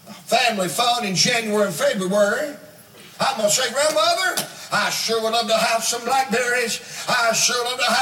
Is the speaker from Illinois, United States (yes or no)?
no; Blue Ridge Mountains of Virginia, United States; now in Atlanta, United States; I was born and raised in the Blue Ridge Mountains of Virginia